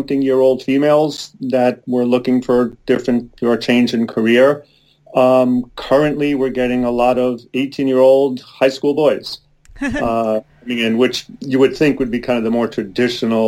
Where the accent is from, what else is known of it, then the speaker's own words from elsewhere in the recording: East Coast, United States; now in Oregon, United States; I'm originally from the East Coast